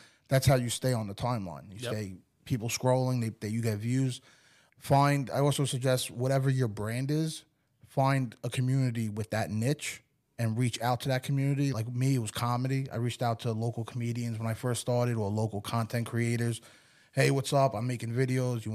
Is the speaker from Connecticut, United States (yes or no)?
no; New York, United States; moved away as an adult; now in Port St. Lucie, United States; being like a New Yorker in Florida